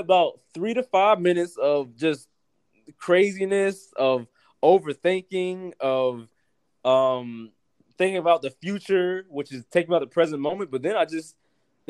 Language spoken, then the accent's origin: English; North Carolina, United States; I'm from North Carolina, and my family is both from both my sides of the family are from the South. So I grew up like that.